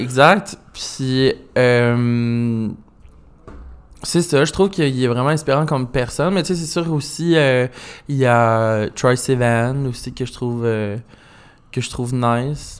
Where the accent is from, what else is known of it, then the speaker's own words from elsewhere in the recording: Magdalen Islands, Quebec, Canada; moved away; je viens des Îles-de-la-Madeleine, fait j'ai été élevé un peu dans le country